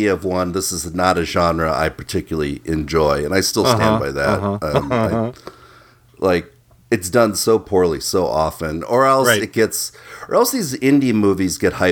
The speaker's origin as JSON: {"language": "English", "region": "Midwest", "country": "United States"}